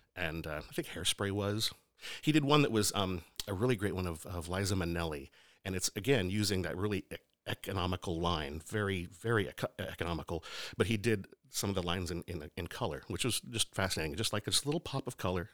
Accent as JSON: {"language": "English", "town": "Lebanon", "region": "Oregon", "country": "United States", "tie": "born or raised there", "said": "I grew up in Oregon. Yeah, small town called, uh, Lebanon"}